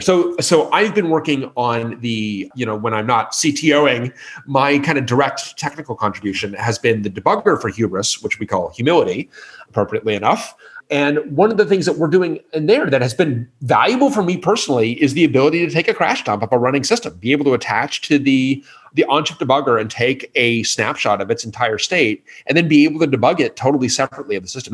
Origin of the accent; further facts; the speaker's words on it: Colorado, United States; I grew up in Colorado